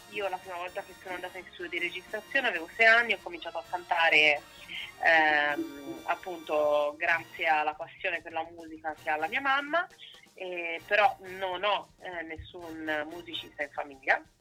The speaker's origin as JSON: {"language": "Italian", "region": "Tuscany", "country": "Italy", "lives_now": "Turin, Italy", "said": "Io sono toscana, ma abito in Piemonte da sei anni"}